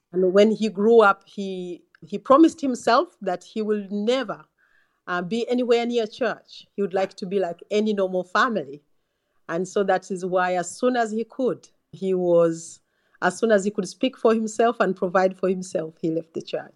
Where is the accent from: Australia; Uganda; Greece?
Uganda; now in England, United Kingdom; I come from Uganda